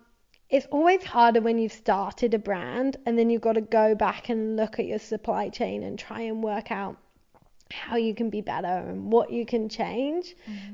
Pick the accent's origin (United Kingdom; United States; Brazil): United Kingdom; England; So like growing up in London, seeing so many, or outside of London and going to London, you know what I mean.